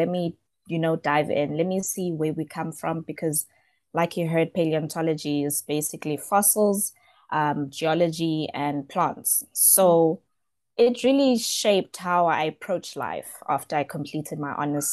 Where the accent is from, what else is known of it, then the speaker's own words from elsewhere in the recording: Johannesburg, Gauteng, South Africa; I'm from Johannesburg South. I've been here all my life.